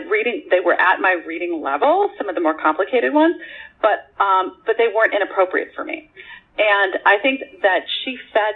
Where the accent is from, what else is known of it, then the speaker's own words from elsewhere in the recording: Pittsburgh, Pennsylvania, United States; moved away; I grew up in Pittsburgh, although I've lived in many places